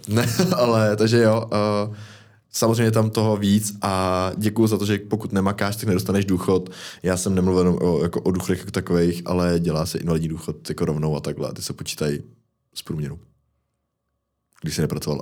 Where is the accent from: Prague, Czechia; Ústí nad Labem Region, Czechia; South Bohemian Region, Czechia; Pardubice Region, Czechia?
Ústí nad Labem Region, Czechia; Most; u nás v Mostě